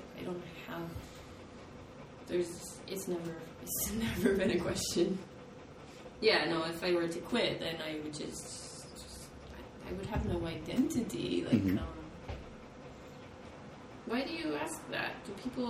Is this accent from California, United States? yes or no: yes; California, United States; I come from California